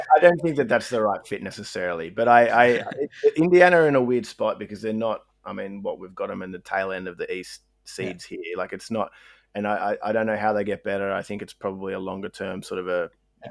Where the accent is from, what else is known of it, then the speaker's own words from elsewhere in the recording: Australia; we're Aussie